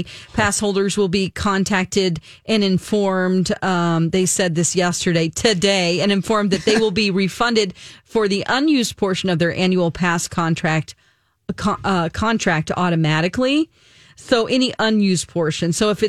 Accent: Santa Ana, California, United States; moved away; I'm from Santa Ana, so not too far away from Anaheim, where Disneyland is.

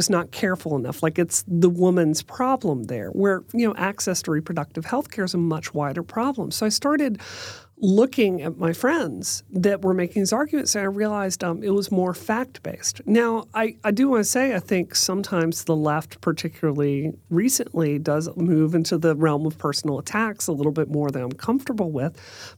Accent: Mississippi, United States; born or raised there; moved away as an adult; also born or lived in West Virginia / Washington, D.C.

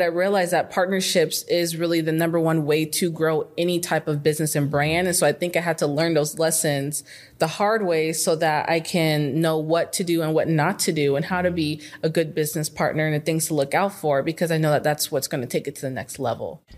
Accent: Phoenix, Arizona, United States; moved away as an adult; now in Dallas, United States; I'm from Arizona. Okay. Phoenix, Arizona. I grew up there my whole life

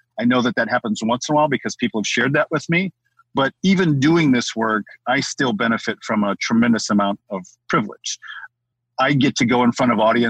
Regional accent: Midwest, United States; I live in the Midwest

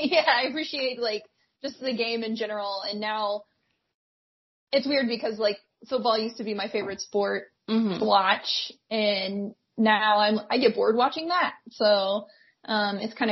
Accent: Alabama, United States; I grew up in Alabama

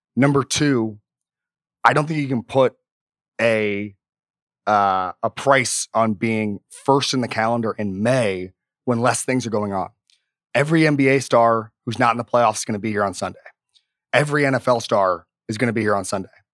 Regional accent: Florida, United States; also born or lived in Miami; I've lived in Miami and I grew up in Florida

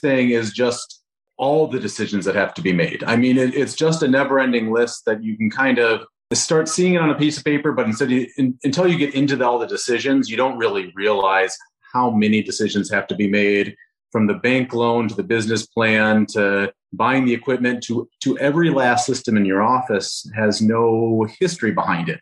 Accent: Rochester, Minnesota, United States; moved away; Rochester, Minnesota, so my, my hometown

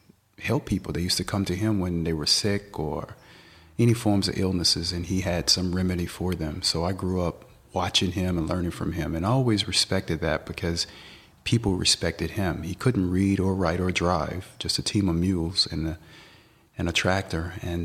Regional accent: Tennessee, United States; Well, I grew up in Tennessee, and I grew up on a farm. My grandfather, he's a part Native American.

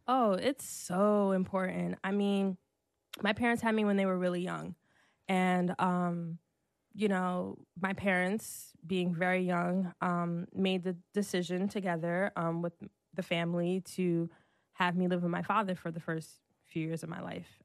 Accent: Brooklyn, New York, United States; also born or lived in Irvington, New Jersey / Newark, New Jersey / Atlanta; I'm from Brooklyn

